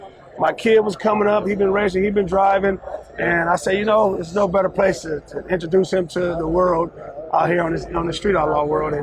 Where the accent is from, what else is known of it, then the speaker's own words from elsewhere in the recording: California, United States; we are from California.